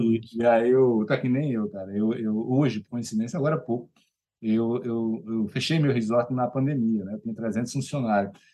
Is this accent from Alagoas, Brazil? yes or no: yes; Maceió, Alagoas, Brazil; Eu sou de Maceió